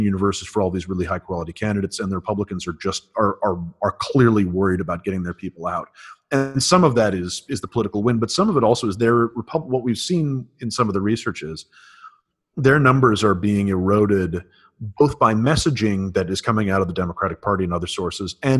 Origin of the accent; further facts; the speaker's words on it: New Mexico, United States; moved away; the former governor of my home state